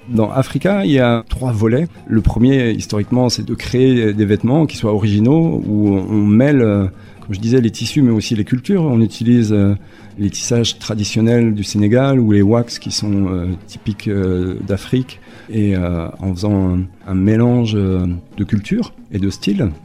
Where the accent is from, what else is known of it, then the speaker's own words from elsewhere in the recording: Besançon, Bourgogne-Franche-Comté, France; moved away as an adult; now in Basque Country, France; je suis originaire de Besançon, en Franche-Comté, mais euh, voilà, ça fait plus d'une vingtaine d'années que je vis désormais par ici